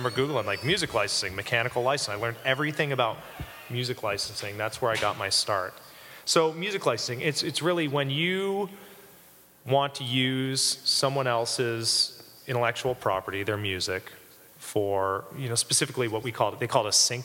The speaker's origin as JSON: {"language": "English", "country": "Canada", "tie": "born or raised there", "also_born_or_lived": "England", "moved": "as an adult", "lives_now": "Chicago, United States", "said": "I grew up in Canada"}